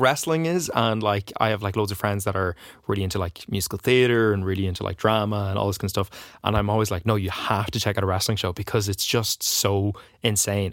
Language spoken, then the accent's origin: English; Donegal, Ulster, Ireland; I'm from Donegal